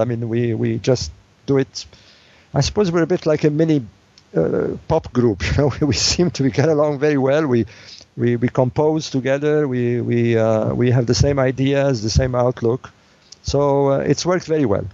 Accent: Alexandria, Alexandria Governorate, Egypt; moved away; I was born in Egypt in the city of Alexandria

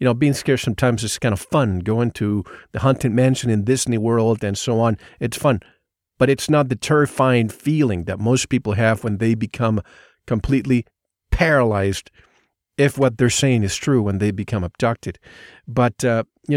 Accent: Puerto Rico; moved away; I grew up in the Caribbean

